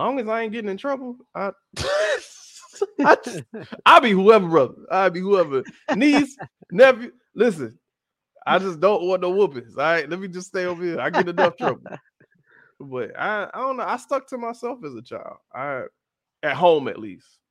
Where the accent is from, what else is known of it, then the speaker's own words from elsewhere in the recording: Miami, Florida, United States; also born or lived in Atlanta, Georgia; So I grew up in Miami.